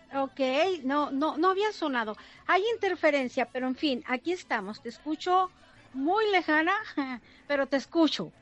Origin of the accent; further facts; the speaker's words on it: Cócorit, Sonora, Mexico; moved away as an adult; also born or lived in United States; esta población que ciertamente es de mi región, de donde yo nací, crecí y abrí mis primeros ojos, mis primeros pasos, y es la población yaqui de un pueblito hermoso que se llama Cocorit